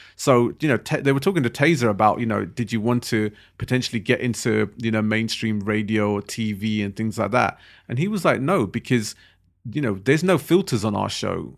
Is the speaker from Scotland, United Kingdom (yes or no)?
no; London, United Kingdom; we're also from London.